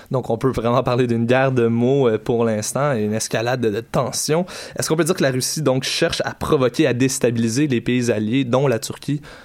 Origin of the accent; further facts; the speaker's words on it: Quebec, Canada; chez nous, au Québec